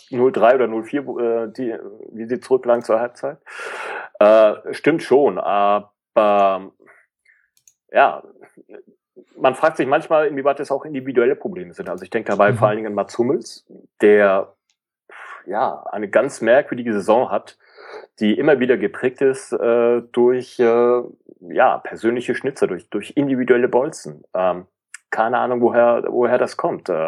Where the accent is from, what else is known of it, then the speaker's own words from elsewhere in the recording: Hamburg, Germany; also man ist froh als Hamburger über jedes Stückchen Konstanz